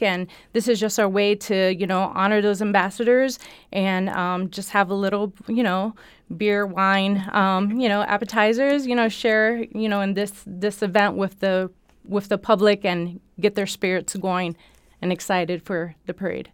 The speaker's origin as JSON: {"language": "English", "region": "Florida", "country": "United States", "tie": "born or raised there", "moved": "yes", "said": "I was born in Florida, born and raised in Florida"}